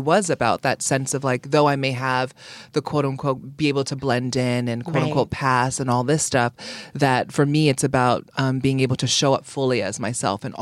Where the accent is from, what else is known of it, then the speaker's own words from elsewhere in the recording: Honolulu, Hawaii, United States; moved away as an adult; also born or lived in Oakland / Dallas; I grew up in largely in Oakland, Dallas, but most of my coming of age was in Honolulu, Hawaii in the 90s